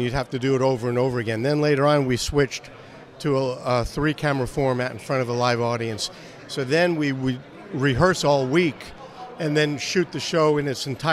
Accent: New York, United States; moved away as an adult; I grew up in New York

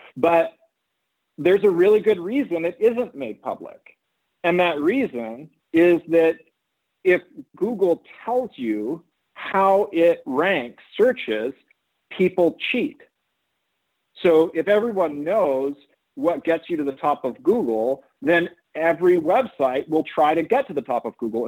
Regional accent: Oakland, California, United States; I ended up being born in California and growing up in Oakland

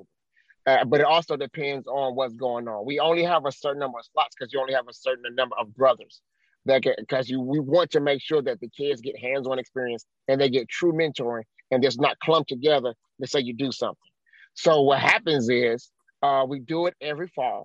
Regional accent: St. Louis, Missouri, United States; I'm from St. Louis. I'm from the north side of St. Louis

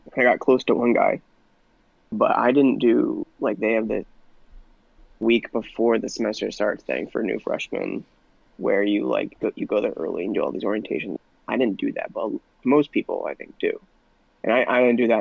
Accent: Connecticut, United States; also born or lived in Indiana; we're all from Connecticut

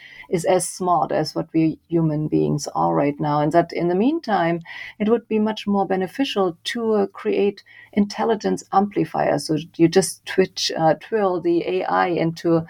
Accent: Leipzig, Saxony, Germany; moved away; I grew up in Germany. I did an engineering degree in Leipzig, my hometown

